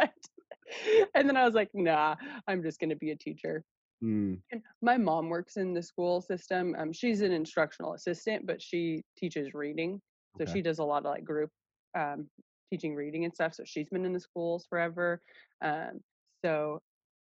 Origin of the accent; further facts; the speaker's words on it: Gresham, Oregon, United States; also born or lived in Salem, Oregon; I grew up in Gresham